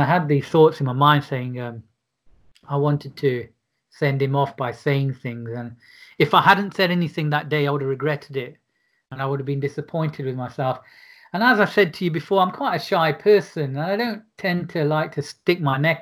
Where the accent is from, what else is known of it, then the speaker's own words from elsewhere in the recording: Derby, East Midlands, United Kingdom; I was a Sikh from Derby